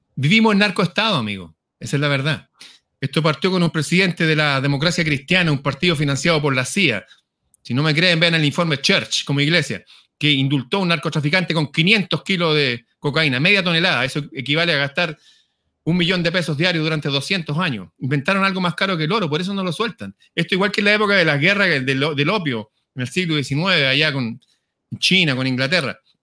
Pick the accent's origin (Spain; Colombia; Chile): Chile; soy chileno, hablo como chileno